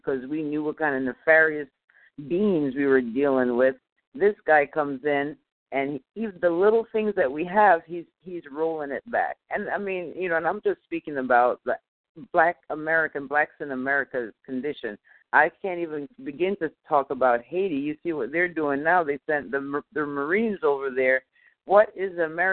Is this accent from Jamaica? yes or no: yes; Jamaica; now in United States; I'm from Jamaica